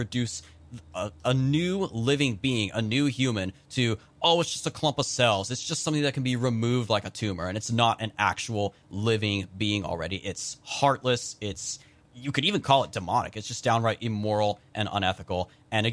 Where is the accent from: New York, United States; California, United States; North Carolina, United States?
California, United States; San Joaquin Valley, near Fresno; I'm also from the San Joaquin Valley, just outside of Fresno